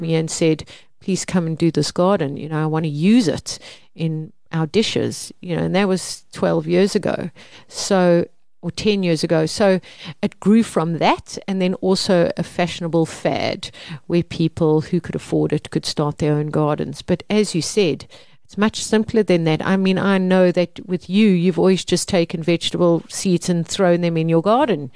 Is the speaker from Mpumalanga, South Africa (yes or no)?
yes; Mpumalanga, South Africa; I grew up in Mpumalanga